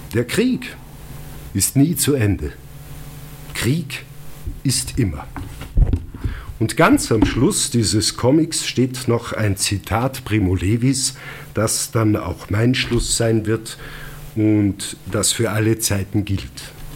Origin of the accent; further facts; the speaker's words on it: Lungau, Salzburg, Austria; accent: Lungau dialect; first language Lungau dialect (Bavarian German); in meiner Muttersprache geschrieben, also auf Lungarisch